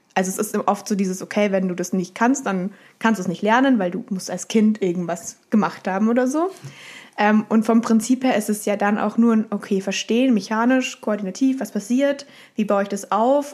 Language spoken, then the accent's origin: German; Munich, Bavaria, Germany; moved away as an adult; also born or lived in Hamburg; ich bin in München aufgewachsen, war in München, habe in München meine Ausbildung gemacht